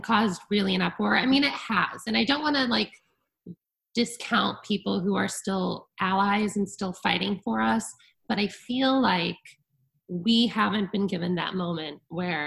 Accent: Connecticut, United States; moved away as an adult; I grew up in a very sheltered community in Connecticut, a very small town

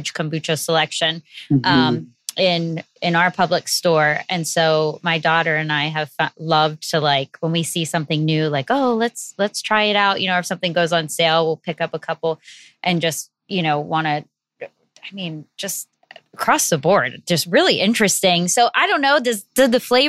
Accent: Northeast, United States; moved away; I'm from the Northeast

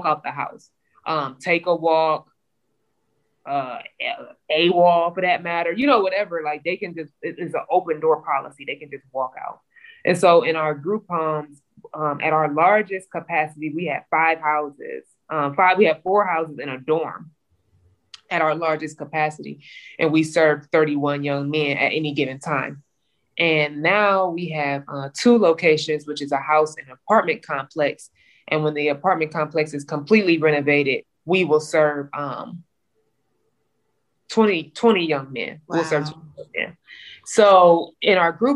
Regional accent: Cleveland, Ohio, United States; I'm from Cleveland, Ohio.

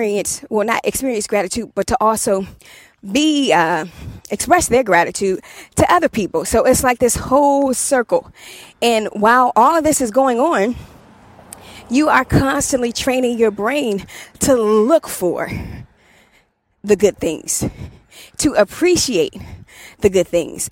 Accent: Washington, District of Columbia, United States; moved away; I'm from Southeast DC

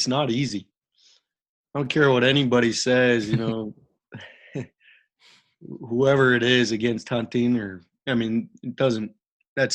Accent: Salt Lake City, Utah, United States; we grew up like shooting, you know, rats and squirrels, quail, all in the backyard of Salt Lake City. You know, we grew up in the Mount Olympus Cove

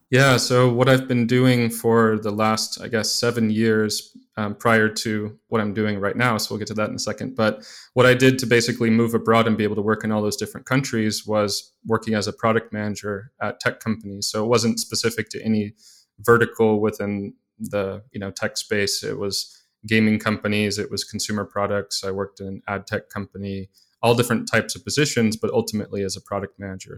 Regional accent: Mobile, Alabama, United States; moved away; I was living in Mobile, Alabama, growing up there

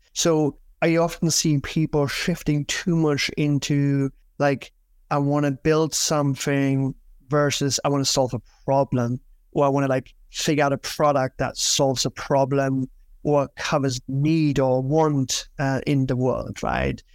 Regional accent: Germany; moved away as an adult; also born or lived in United Kingdom; now in New York, United States; I'm originally from Germany

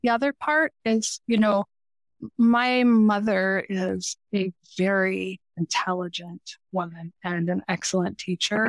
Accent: Denver, Colorado, United States; I grew up in Denver, Colorado

